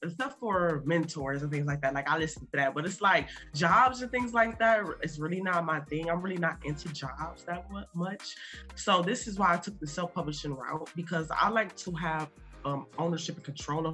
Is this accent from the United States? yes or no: yes; Toledo, Ohio, United States; I'm from Toledo, Ohio, a small city in Ohio